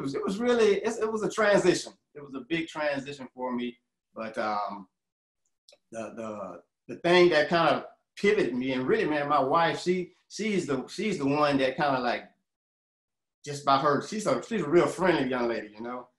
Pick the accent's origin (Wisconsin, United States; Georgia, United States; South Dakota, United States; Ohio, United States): Georgia, United States; Atlanta; I'm from Atlanta, you know, and I've been here about, uh, about 35 years now